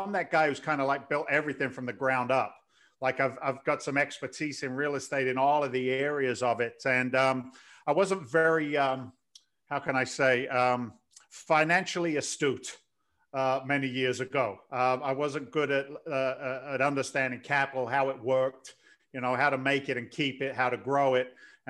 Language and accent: English; London, United Kingdom; now in United States; Your accent's kind of bizarre. I'm an immigrant to the States. I came here in 86 from London.